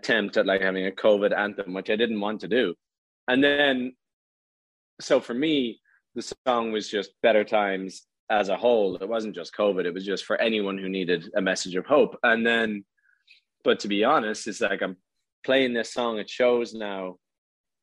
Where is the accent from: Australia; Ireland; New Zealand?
Ireland; in my hometown